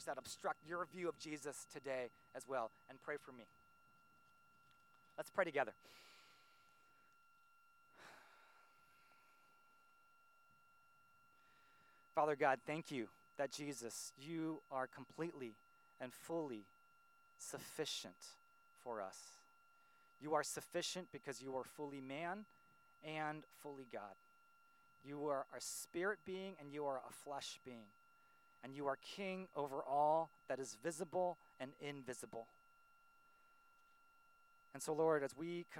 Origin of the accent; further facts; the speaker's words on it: Silicon Valley, California, United States; I grew up here in Silicon Valley